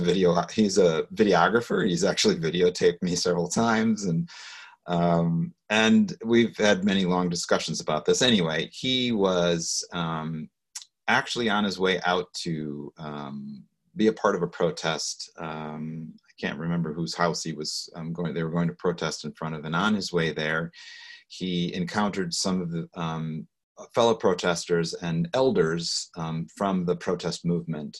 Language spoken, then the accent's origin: English; Waukegan, Illinois, United States; also born or lived in Los Angeles; I'm a Chicagoan, I guess I would say right there. I was born and raised in the northern suburbs of Chicago in Waukegan